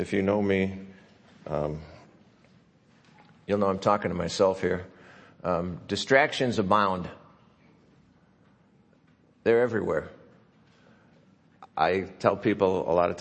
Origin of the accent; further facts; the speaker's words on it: Chicago, Illinois, United States; moved away; Growing up in Chicago